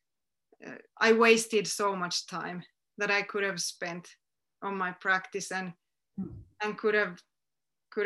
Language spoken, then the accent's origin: English; Finland; my hometown